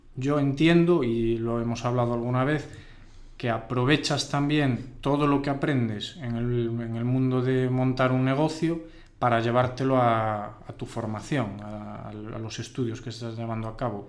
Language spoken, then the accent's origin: Spanish; Ourense, Galicia, Spain; nosotros somos de Urense